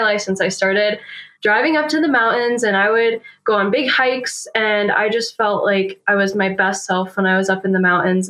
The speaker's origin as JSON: {"language": "English", "region": "New Hampshire", "country": "United States", "tie": "born or raised there", "moved": "as an adult", "lives_now": "Fort Collins, United States", "said": "I grew up in New Hampshire, um, so East Coaster"}